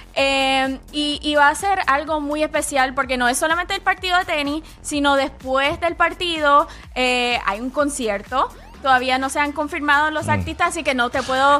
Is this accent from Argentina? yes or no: no; Puerto Rico; now in Atlanta, United States; Soy, puertorriqueña